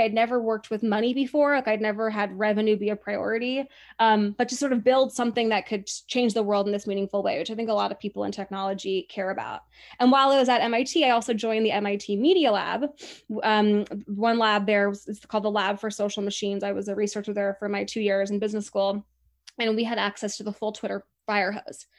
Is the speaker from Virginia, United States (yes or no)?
no; Laguna Beach, California, United States; the Coffee Pub in Laguna Beach, which is my hometown